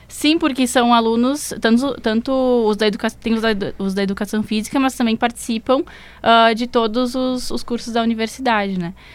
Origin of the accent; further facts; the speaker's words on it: Bento Gonçalves, Rio Grande do Sul, Brazil; moved away as an adult; now in Porto Alegre, Brazil; como eu sou do interior, eu sou de, de Bento. Aí eu vim pra cá pra fazer psico